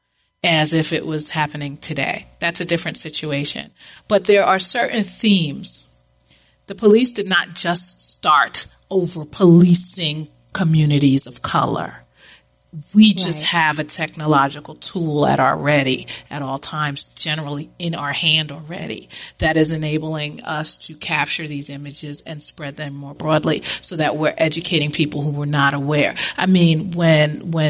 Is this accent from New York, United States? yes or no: yes; New York, United States; now in South Florida, United States; I grew up in New York.